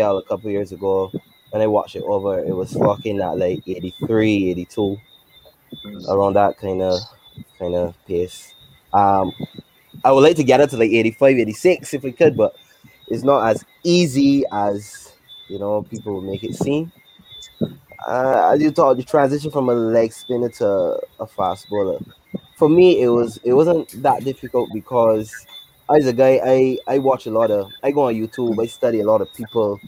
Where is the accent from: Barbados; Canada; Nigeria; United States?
Barbados; Saint Andrew; I come from St. Andrew, playing cricket, playing T-ball cricket in the road, not playing cricket in primary school